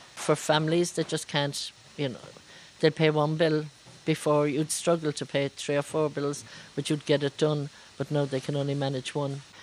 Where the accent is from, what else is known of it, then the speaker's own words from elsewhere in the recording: Brazil; English is a second language; now in Cork, Ireland; I'm from Brazil